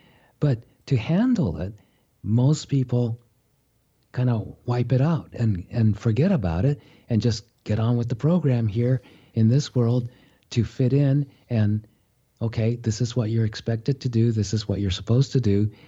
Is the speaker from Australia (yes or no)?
no; Japan; born there; I was born in Japan. My mother is Japanese. My father's was a Japanese-American. So he was born in California